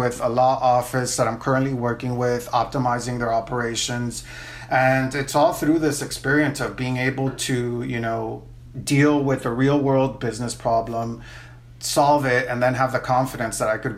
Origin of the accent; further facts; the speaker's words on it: Miami, Florida, United States; also born or lived in Nicaragua / New Orleans; I'm originally from Nicaragua, but I grew up in Miami